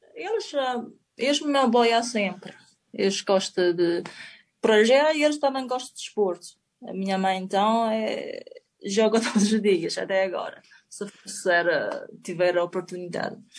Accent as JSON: {"language": "Portuguese", "country": "China", "also_born_or_lived": "Spain / Madeira", "second_language": "Portuguese", "moved": "as an adult", "lives_now": "Portugal", "said": "venho da China"}